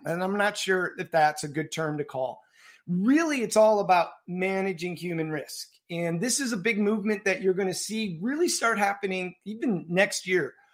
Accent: suburbs of Chicago, Illinois, United States; Typical suburban childhood in the uh, suburbs of Chicago

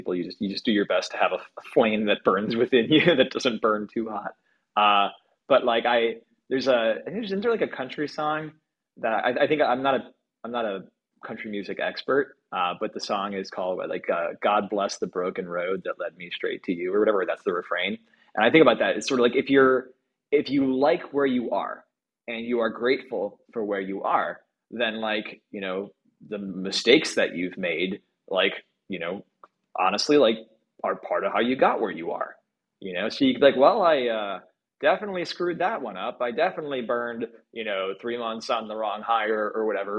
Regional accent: Midwest, United States; now in Bay Area, United States; I come from the Midwest

